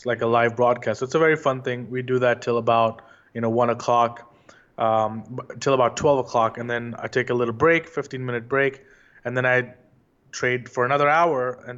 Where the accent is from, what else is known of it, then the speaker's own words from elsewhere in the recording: India; moved away as an adult; also born or lived in London; now in New York, United States; I was born and raised in India, and I was always, you know, interested in learning about the stock market at Wall Street.